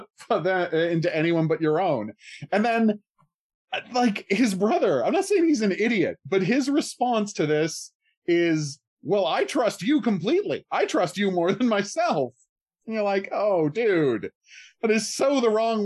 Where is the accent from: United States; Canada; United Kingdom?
Canada; I use soccer that time because I'm from Canada